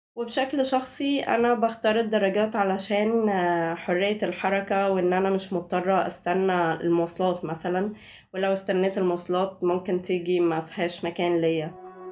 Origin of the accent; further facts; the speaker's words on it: Egypt; عندنا في مصر